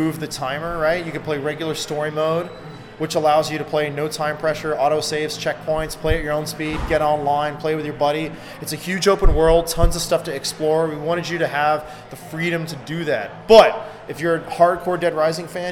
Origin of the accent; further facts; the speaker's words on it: Texas, United States; I'm from Texas